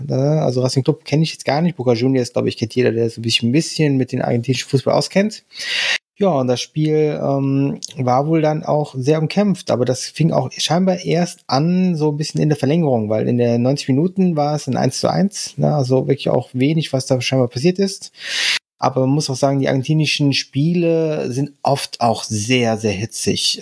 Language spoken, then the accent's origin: German; Germany; für uns jetzt als Deutsche